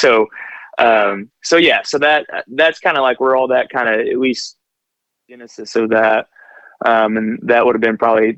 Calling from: Southern Indiana, United States; So I'm calling from Indiana, Southern Indiana in particular

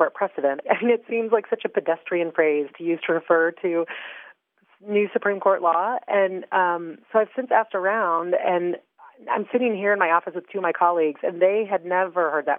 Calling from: Indianapolis, Indiana, United States; I'm calling from Indianapolis

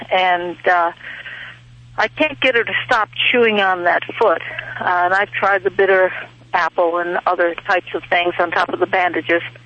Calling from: Ferguson Valley, near Lewistown, Pennsylvania, United States; I'm calling from Ferguson Valley, which is near Lewistown in Pennsylvania.

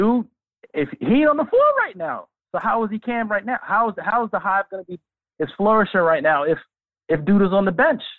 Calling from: Brooklyn, New York, United States; from Brooklyn.

